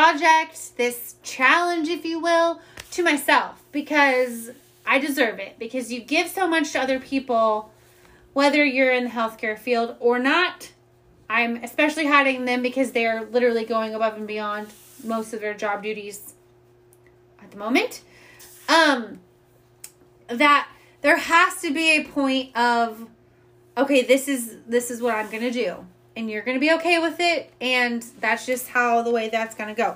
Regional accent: Indiana, United States; now in Austin, United States; I'm from Indiana

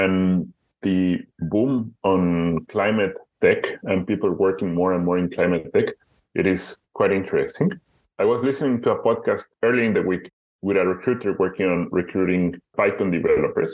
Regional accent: Guadalajara, Jalisco, Mexico; moved away as an adult; also born or lived in Budapest, Hungary; now in Amsterdam, Netherlands; My hometown, Guadalajara, it is a city of 5.3 million inhabitants. It is the second or third largest city in Mexico

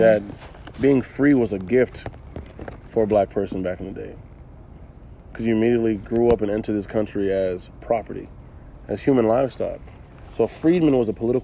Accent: Charlotte, North Carolina, United States; growing up in the United States in Charlotte myself

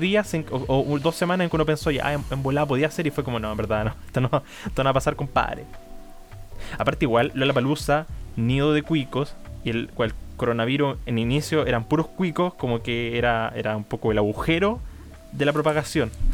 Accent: Portezuelo, Ñuble, Chile; also born or lived in Chillán; yo soy de, de Portezuelo, cerca de Chillán, y estudié en Chillán

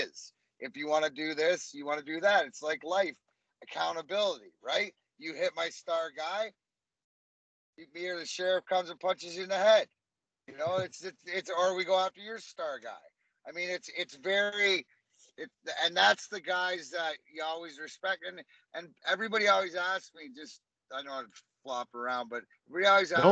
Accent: Leamington, Ontario, Canada; I grew up in Leamington, Ontario, which is a melting pot

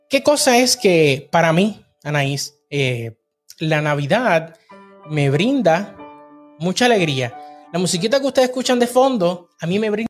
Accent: Puerto Rico; now in Texas, United States; nosotros somos de Puerto Rico, estamos en Texas, pero las navidades en Puerto Rico son las navidades más alegres del planeta.

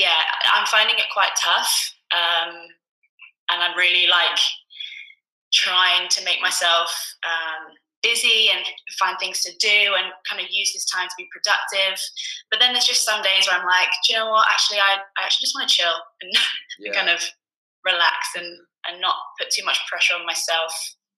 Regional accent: Edinburgh, Scotland, United Kingdom; born there; now in London, United Kingdom; I was actually born in Edinburgh, which you can't tell by my accent. Born in Scotland, moved to London 6-7 years ago to pursue a career in musical theatre.

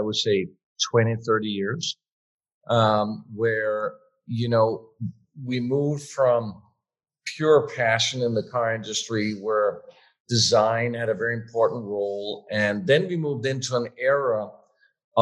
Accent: Denmark; moved away as an adult; also born or lived in Switzerland / California; growing up in Denmark at the time, my council, jobs council advisor at school told me there is no such thing as being a car designer

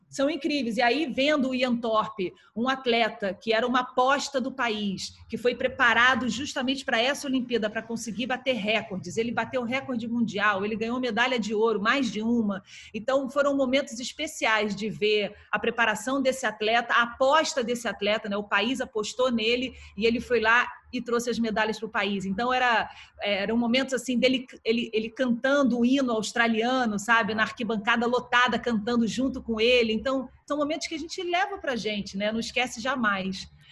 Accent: Brazil; como ex-atleta, como jornalista, como brasileira

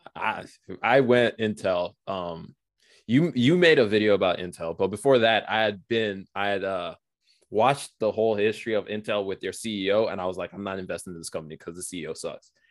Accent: Nigeria; now in United States; I'm Nigerian

